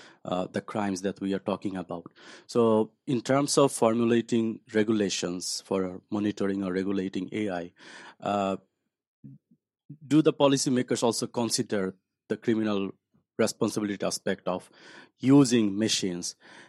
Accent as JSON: {"language": "English", "country": "Bangladesh", "said": "I'm from Bangladesh."}